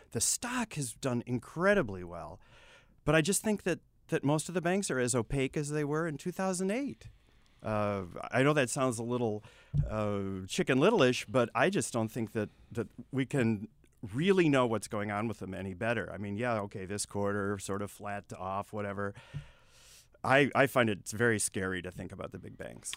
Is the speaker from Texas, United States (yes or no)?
yes; Texas, United States; I'm Texan.